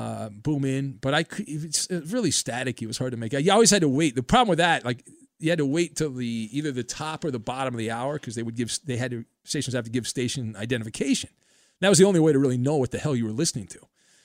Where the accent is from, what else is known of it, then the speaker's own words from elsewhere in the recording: Orange County, California, United States; I was living in, you know, growing up in Orange County in California here.